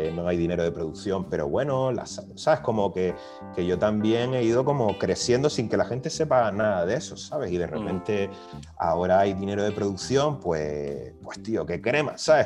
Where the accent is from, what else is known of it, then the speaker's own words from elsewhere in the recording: Canary Islands, Spain; also born or lived in Valencia; yo que vengo de Canarias